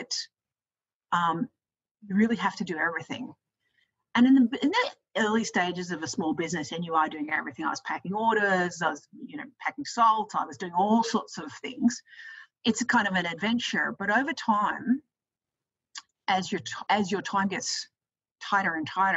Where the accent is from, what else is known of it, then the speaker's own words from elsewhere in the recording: Australia; also born or lived in United States; when I moved back to Australia, because I'm from Australia